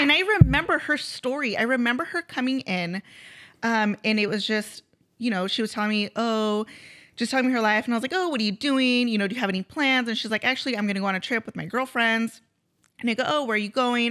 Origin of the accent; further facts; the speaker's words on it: Grover Beach, California, United States; also born or lived in Nipomo, California; I grew up here in Grover, moved to Napomo, um, and then started a family, and then now I'm back closer to my parents